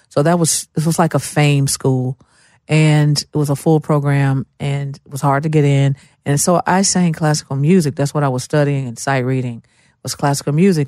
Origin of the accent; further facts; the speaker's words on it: Memphis, Tennessee, United States; moved away as an adult; now in Nashville, United States; I grew up, uh, I was born and raised in Memphis, Tennessee.